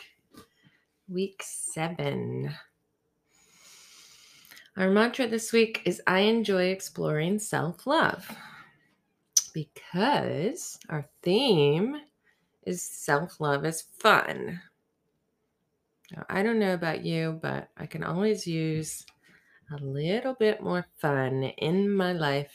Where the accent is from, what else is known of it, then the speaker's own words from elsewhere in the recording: the South, United States; growing up in the South